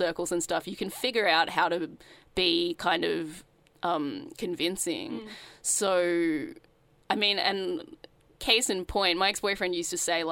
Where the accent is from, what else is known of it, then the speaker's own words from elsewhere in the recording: Sydney, New South Wales, Australia; I grew up in Sydney, in the suburbs